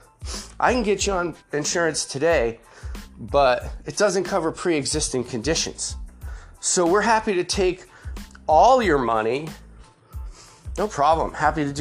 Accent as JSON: {"language": "English", "town": "Griswold", "region": "Connecticut", "country": "United States", "tie": "born or raised there", "said": "I grew up in Connecticut. My dad was a naval officer. So, we moved around a lot when I was younger. But most of my life from fourth grade on, I was in rural Connecticut, a town of 6,000 people, Griswold, Connecticut."}